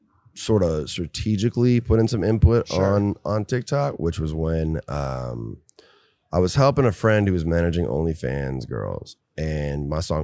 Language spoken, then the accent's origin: English; Minnesota, United States; moved away; I can't go back to my home state, really. I mean, I go back and I'm low key, but, like, anywhere in Minnesota